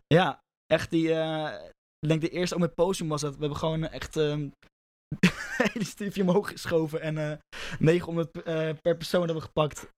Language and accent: Dutch; Rotterdam, South Holland, Netherlands; ik kom uit Roffa